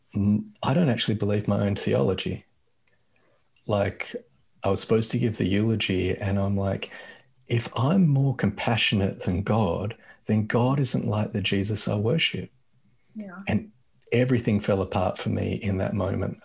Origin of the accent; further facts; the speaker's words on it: Australia; I grew up in Australia and I grew up white in Australia